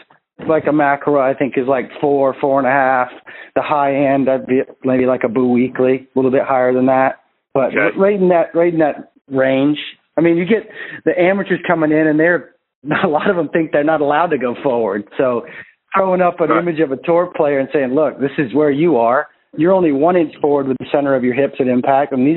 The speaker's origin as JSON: {"language": "English", "region": "Maine", "country": "United States", "said": "I'm from Maine"}